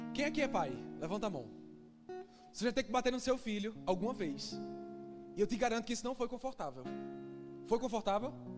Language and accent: Portuguese; Northeast Region, Brazil; moved away; Que eu sou nordestino, eu falo bexiga.